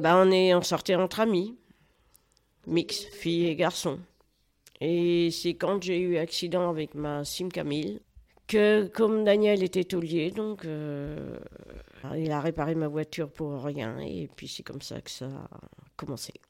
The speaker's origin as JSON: {"language": "French", "town": "Toury", "region": "Centre-Val de Loire", "country": "France", "tie": "born or raised there", "said": "je suis née à Toury, et mes parents étaient agriculteurs"}